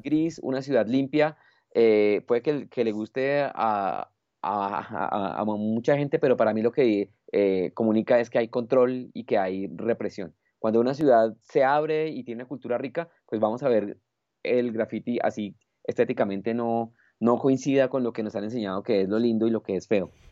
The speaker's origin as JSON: {"language": "Spanish", "country": "Colombia", "also_born_or_lived": "Bogotá", "said": "es un privilegio como colombiano"}